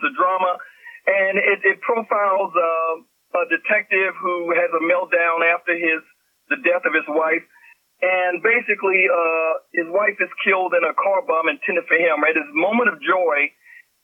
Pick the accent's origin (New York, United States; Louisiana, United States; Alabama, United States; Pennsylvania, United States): Louisiana, United States; when I grew up in Louisiana as a young lad